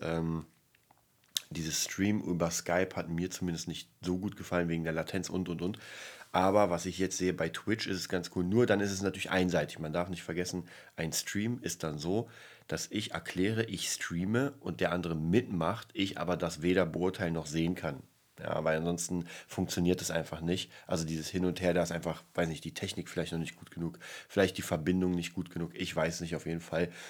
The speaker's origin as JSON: {"language": "German", "region": "Berlin", "country": "Germany", "said": "bei uns in Berlin"}